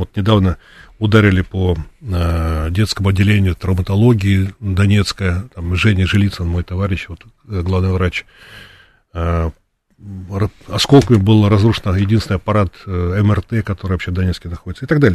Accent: Moscow, Russia; я из России, из Москвы

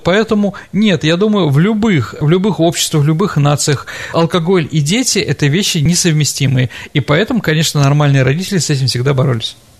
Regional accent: Saint Petersburg, Russia; как ленинградец

